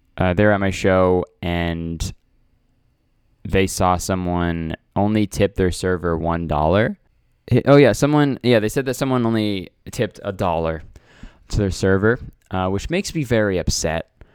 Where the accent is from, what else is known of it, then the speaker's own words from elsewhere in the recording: Canada; I'm Canadian